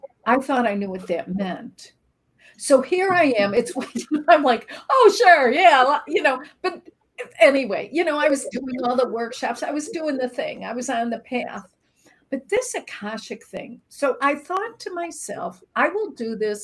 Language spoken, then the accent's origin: English; Chicago, Illinois, United States; I'm from Chicago. I grew up in a very traditional Midwest family